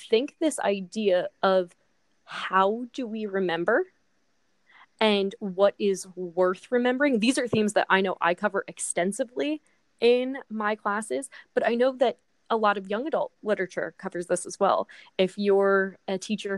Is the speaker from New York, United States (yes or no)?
no; New Jersey, United States; we are from New Jersey